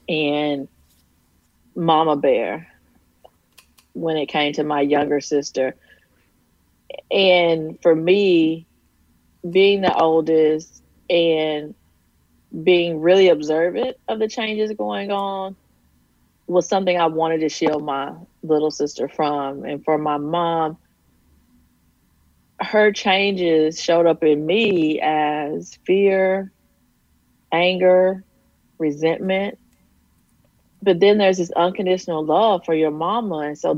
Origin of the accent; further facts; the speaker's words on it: Texas, United States; I grew up in rural East Texas. My mom was a nurse. My stepdad worked at the local coal mine. And I grew up in a town of about 1,200 people